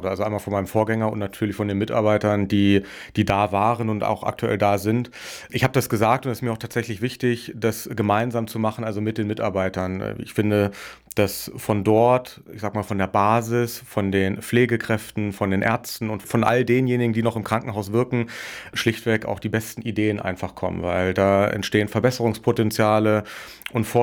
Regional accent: Wolfsburg, Lower Saxony, Germany; Also ich bin in, in Wolfsburg aufgewachsen, im Norden, habe dann in Würzburg Wirtschaftswissenschaften studiert

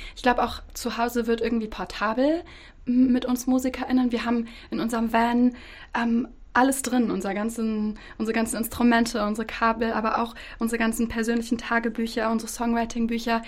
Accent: Bad Pyrmont, Lower Saxony, Germany; ich in Bad Pyrmont geboren bin

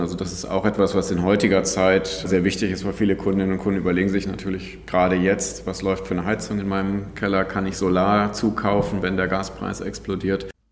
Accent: North Rhine-Westphalia, Germany; moved away; also born or lived in Frankfurt / London / Madrid / Bonn; Ursprünglich bin ich aus Ostwestfalen, insofern ist das auch mentalitätsmäßig nicht ganz fern von dem, wo ich mal herkomme.

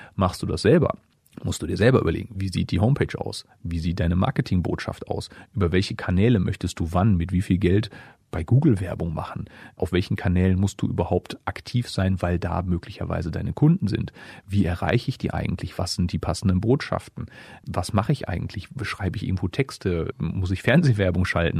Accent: Essen, North Rhine-Westphalia, Germany; moved away as an adult; also born or lived in Dortmund; now in Hameln, Germany; Ich komme ja gebürtig aus Essen

